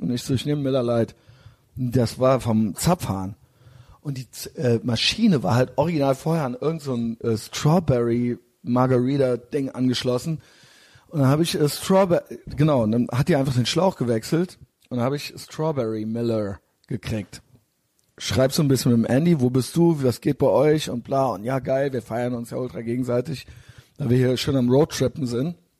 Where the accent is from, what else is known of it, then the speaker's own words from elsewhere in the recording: Cologne, North Rhine-Westphalia, Germany; ich bin aus Köln